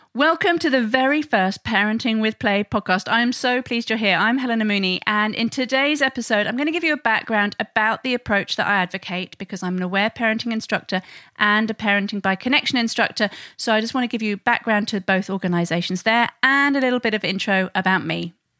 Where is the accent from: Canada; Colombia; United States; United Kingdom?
United Kingdom; England; now in Sydney, Australia; I'm originally from England